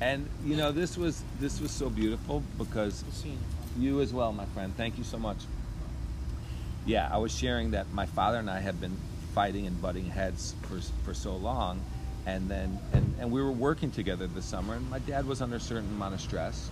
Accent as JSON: {"language": "English", "town": "Skokie", "region": "Illinois", "country": "United States", "tie": "born or raised there", "also_born_or_lived": "Chicago, Illinois / northern Wisconsin", "said": "I grew up in Skokie, Illinois"}